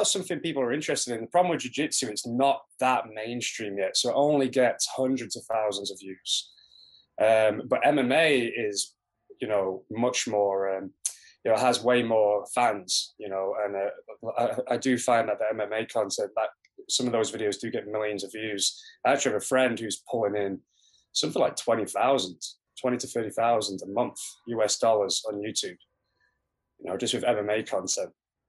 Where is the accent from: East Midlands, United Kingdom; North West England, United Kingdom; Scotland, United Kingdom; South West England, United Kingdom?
North West England, United Kingdom; Preston; also born or lived in Bristol; So I was born in Bristol, but I was actually brought up in Preston in the northwest of England.